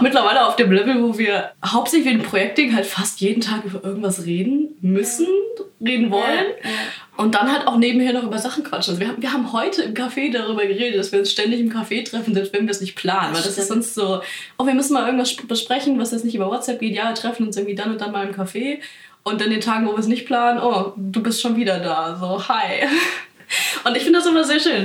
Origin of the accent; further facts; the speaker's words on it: Bavaria, Germany; In Bayern ja. kannst du, also wo ich herkomme